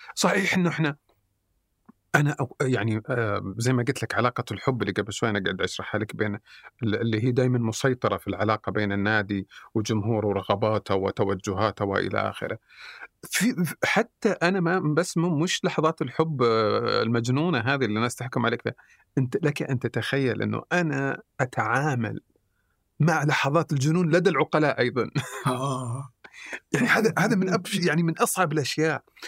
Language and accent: Arabic; Saudi Arabia; احنا كسعوديين